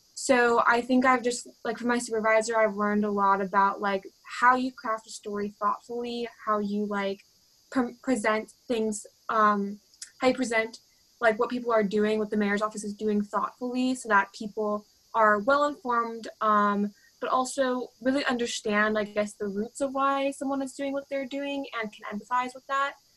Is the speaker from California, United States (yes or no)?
yes; Stockton, California, United States; I'm from Stockton